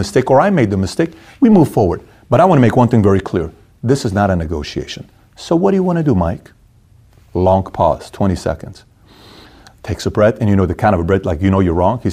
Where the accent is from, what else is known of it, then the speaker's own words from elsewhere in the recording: Iran; moved away; I'm from Iran